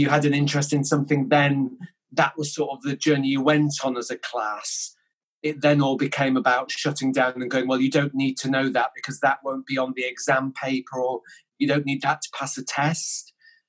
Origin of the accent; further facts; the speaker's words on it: Yorkshire and the Humber, United Kingdom; also born or lived in Denmark; So I was born in Denmark, and we came over to the UK when I was 3, and we sort of moved around a lot when I was young, and it was quite challenging, and we sort of lived in and around sort of West Yorkshire, so Keighley, Skipton, that sort of area